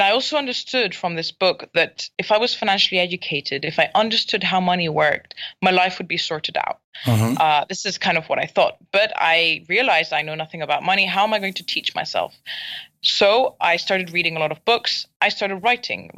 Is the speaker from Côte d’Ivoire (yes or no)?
no; Barcelona, Catalonia, Spain; first language English; moved away as an adult; also born or lived in Scotland; now in Malaysia; I am Scottish, so I was born in Scotland, but I grew up and spent most of my life in Spain, in Barcelona.